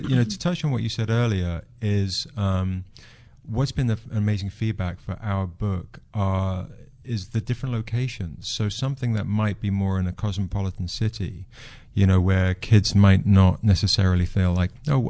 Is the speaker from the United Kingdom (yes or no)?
yes; England, United Kingdom; moved away; Originally from England. My mum is from India.